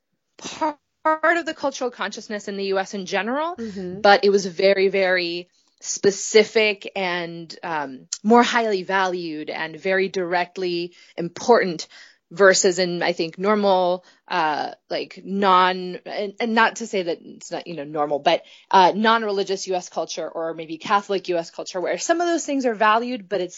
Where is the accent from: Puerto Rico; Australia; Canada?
Puerto Rico; moved away as an adult; also born or lived in Providence, Rhode Island; now in Boston, United States; I grew up in Puerto Rico to a Puerto Rican